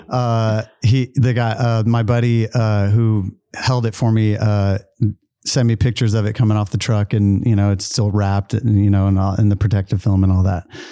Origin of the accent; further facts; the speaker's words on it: Travis Air Force Base, Northern California, United States; also born or lived in Charleston, South Carolina; I grew up, basically grew up in California